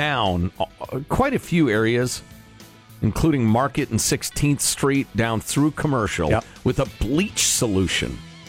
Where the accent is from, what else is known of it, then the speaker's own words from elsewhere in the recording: Midwest, United States; moved away; I'm from the Midwest.